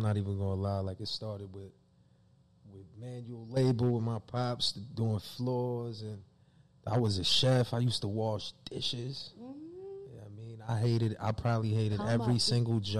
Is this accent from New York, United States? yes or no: yes; New York City, New York, United States; See, me, I'm from Brooklyn.